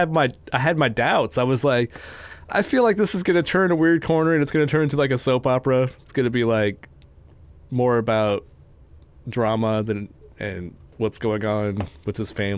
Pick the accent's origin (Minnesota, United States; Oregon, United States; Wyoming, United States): Wyoming, United States; I grew up in Wyoming